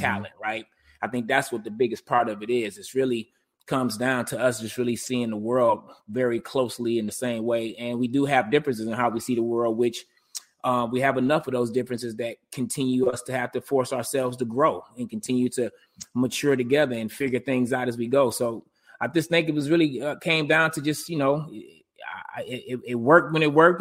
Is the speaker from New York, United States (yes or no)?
no; Detroit, Michigan, United States; growing up in Detroit